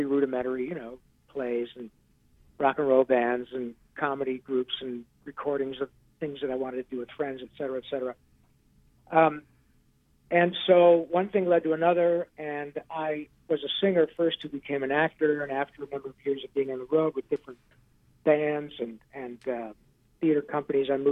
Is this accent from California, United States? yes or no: no; Michigan, United States; a kid growing up in Michigan